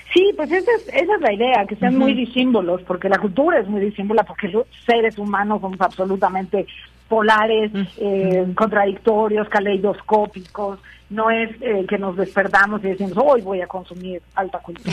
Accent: Mexico; como país, como, como mexicanos

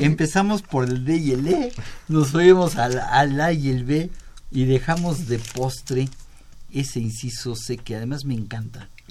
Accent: Mexico

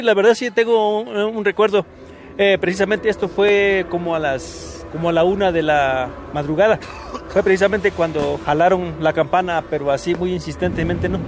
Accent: Paso del Águila, Oaxaca, Mexico; moved away; Mi pueblo se llama Paso del Águila, en Oaxaca

